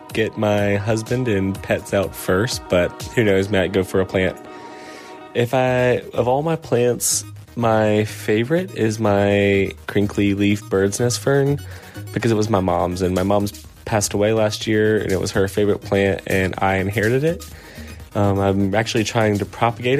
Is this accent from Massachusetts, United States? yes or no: no; South Carolina, United States; now in Philadelphia, United States; I grew up in South Carolina in the Southeast United States